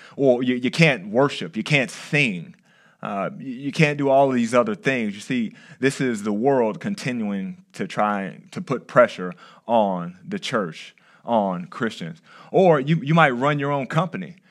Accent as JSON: {"language": "English", "region": "Texas", "country": "United States", "moved": "yes", "lives_now": "California, United States", "said": "I'm from Texas"}